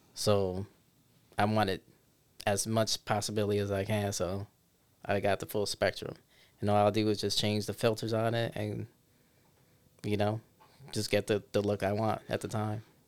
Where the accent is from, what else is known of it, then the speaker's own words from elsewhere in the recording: New York City, New York, United States; also born or lived in Syracuse, New York; now in Rochester, United States; I was born and raised there